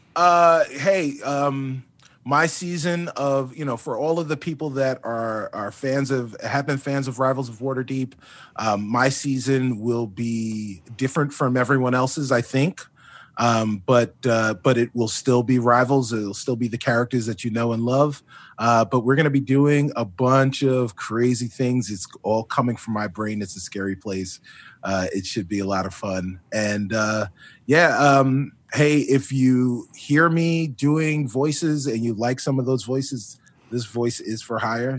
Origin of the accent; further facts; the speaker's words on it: Long Island, New York, United States; also born or lived in South Bronx, New York; my parents and I, we, uh, we moved from the Bronx and, and wound up on Long Island in the eighties.